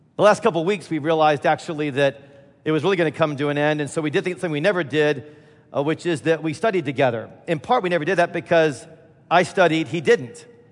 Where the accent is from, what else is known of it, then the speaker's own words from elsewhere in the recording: Midwest, United States; I'm from the Midwest